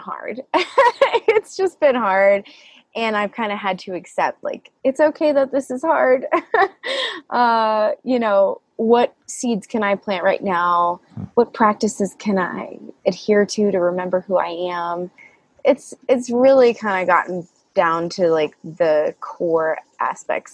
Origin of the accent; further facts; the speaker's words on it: the South, United States; I grew up in the South